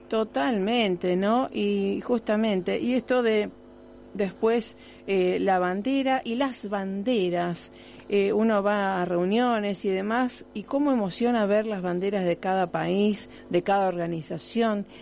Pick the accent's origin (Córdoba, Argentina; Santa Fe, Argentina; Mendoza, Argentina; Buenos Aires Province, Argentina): Santa Fe, Argentina; Rosario; nos llena de orgullo como rosarinos, no importa en qué lugar estemos del mundo